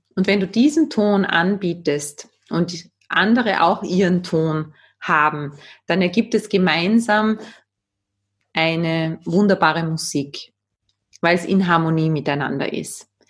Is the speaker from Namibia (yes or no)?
no; Austria; Bei uns in Österreich